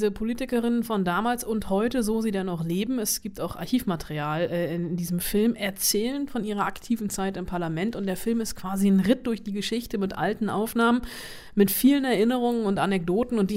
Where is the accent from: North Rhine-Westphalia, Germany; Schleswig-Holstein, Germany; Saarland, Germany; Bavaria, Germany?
North Rhine-Westphalia, Germany; Bonn; geboren und aufgewachsen in Bonn bis zum Regierungsumzug nach Berlin